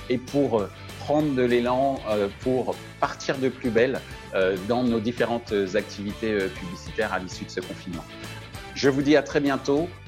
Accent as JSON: {"language": "French", "region": "French Antilles", "country": "France", "said": "comme on dit chez nous aux Antilles"}